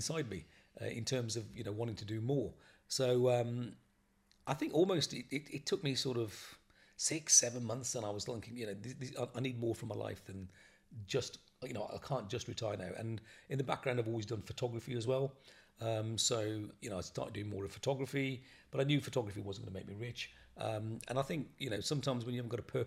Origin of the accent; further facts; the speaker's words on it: Bristol, South West England, United Kingdom; I'm from Bristol.